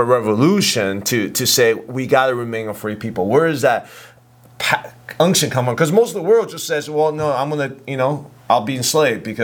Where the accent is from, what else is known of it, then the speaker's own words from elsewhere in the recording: Virginia, United States; I grew up in Virginia.